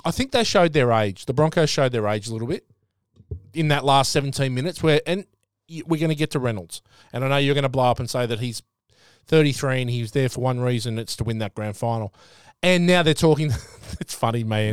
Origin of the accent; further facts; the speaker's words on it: New South Wales, Australia; moved away; I'm from New South Wales